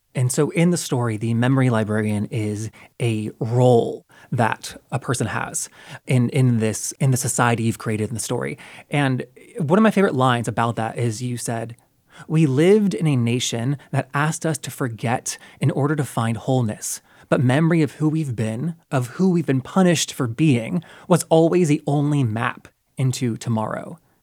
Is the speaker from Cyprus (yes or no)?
no; North Carolina, United States; I'm from North Carolina